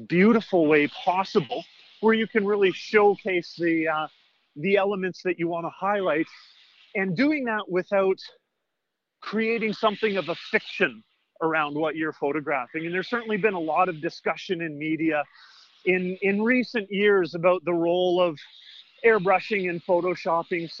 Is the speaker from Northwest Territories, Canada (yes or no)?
yes; Northwest Territories, Canada; I'm from the Northwest Territories originally